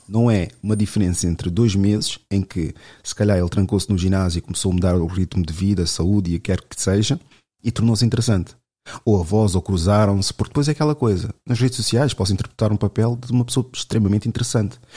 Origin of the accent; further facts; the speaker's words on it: Lisbon, Portugal; cresci aqui em Lisboa